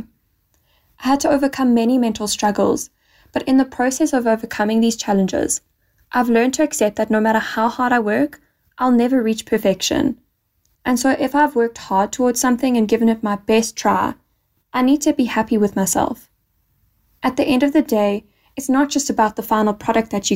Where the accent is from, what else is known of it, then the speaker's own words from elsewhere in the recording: Johannesburg, Gauteng, South Africa; I'm from Johannesburg, South Africa